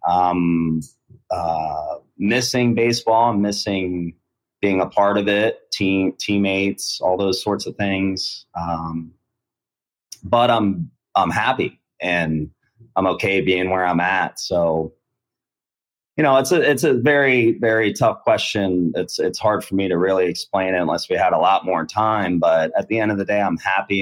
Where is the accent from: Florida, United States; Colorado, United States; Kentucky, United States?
Florida, United States; Sarasota; also born or lived in Ohio; me and my family we moved to Florida when I was 10 years old. So I've been I graduated from Sarasota High School. Uh, yeah, um, I, I would consider myself from Florida, but I was born in Ohio.